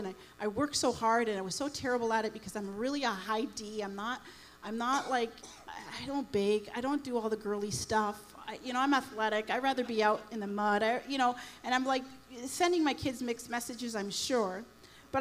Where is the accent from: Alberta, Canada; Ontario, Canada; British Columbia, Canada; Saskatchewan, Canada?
Ontario, Canada; Toronto; now in Windsor, Canada; We're not from Windsor. We're from Toronto.